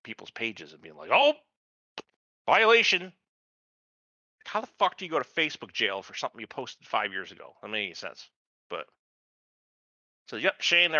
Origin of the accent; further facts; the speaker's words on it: Snowbelt, United States; I grew up in the Snowbelt region